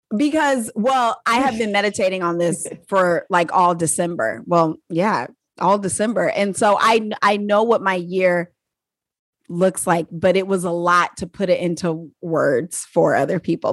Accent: United States; I'm an American

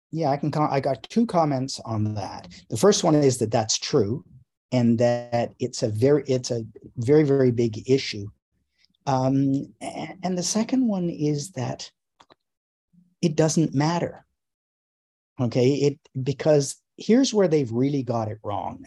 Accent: Canada; I grew up in Canada

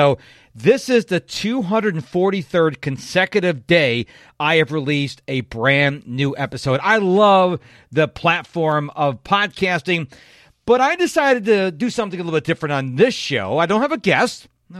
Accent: North Chili, New York, United States; now in Houston, United States; I moved from Rochester, New York, down to Houston, Texas, where I currently live, in July of 1997. Now, I say Rochester, New York, because I would be very grateful if you have heard of Rochester, New York. But I lived in a little town off to the west of Rochester called North Chalai

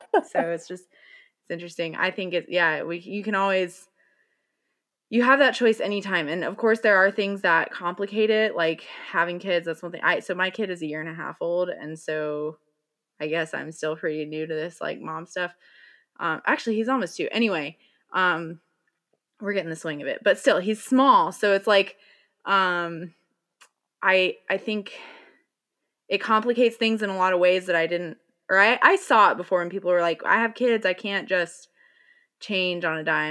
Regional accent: Bible Belt, the South, United States; I grew up in the Bible Belt

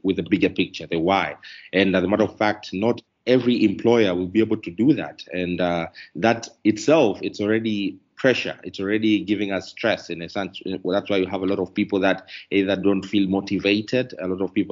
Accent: Tanzania; also born or lived in Dar es Salaam; I'm coming from Tanzania.

